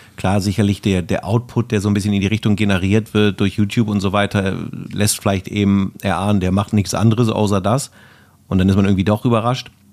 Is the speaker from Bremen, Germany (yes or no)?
yes; Bremen, Germany; also born or lived in Erlangen; ich komme aus Bremen, ich bin in Bremen geboren